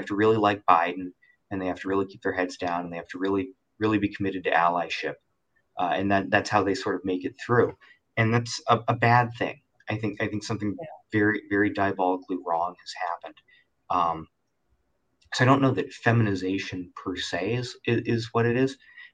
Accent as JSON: {"language": "English", "town": "Cleveland", "region": "Ohio", "country": "United States", "tie": "born or raised there", "moved": "yes", "said": "I grew up in Cleveland"}